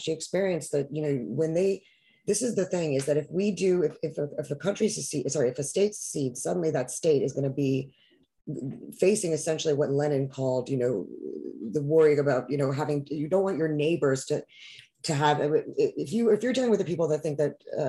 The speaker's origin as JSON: {"language": "English", "region": "New York", "country": "United States", "said": "I feel for you, not just because I'm a New Yorker, like a boot on your back is a boot on mine."}